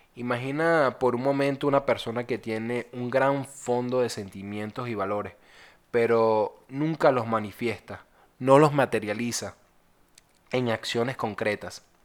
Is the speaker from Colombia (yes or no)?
no; Venezuela; soy de Venezuela.